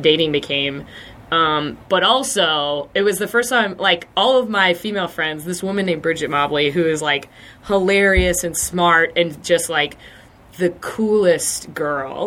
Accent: Lancaster, South Carolina, United States; I'm from Lancaster, South Carolina, like right across the border.

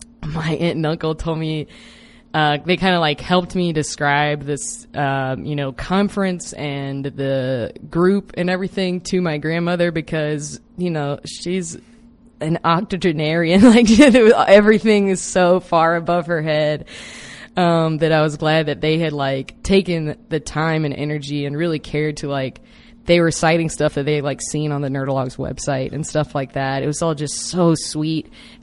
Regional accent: South Carolina, United States; while I was growing up in South Carolina

